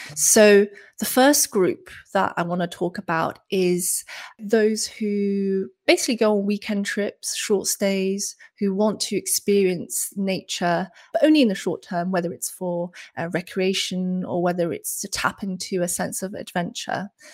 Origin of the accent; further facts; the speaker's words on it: China; now in United Kingdom; I spent some of my former years growing up in the Chinese countryside before moving to the big city and then moving to the UK